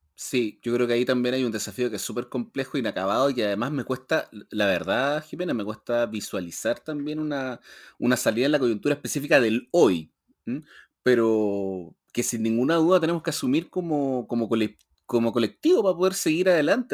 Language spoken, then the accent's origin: Spanish; Chile; nosotros como sociedad chilena